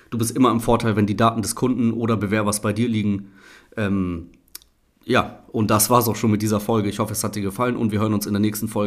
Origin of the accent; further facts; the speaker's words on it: Oldenburg, Lower Saxony, Germany; ich habe mehrere Plakate in äh, Oldenburg, meiner Heimatstadt hier, gesehen